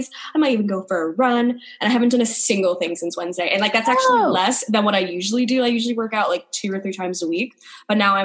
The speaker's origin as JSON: {"language": "English", "region": "New York", "country": "United States", "said": "I'm from New York"}